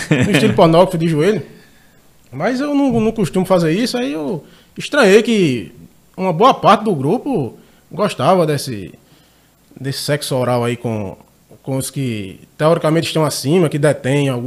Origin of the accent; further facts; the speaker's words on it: Rio Tinto, Paraíba, Brazil; Sou de Rio Tinto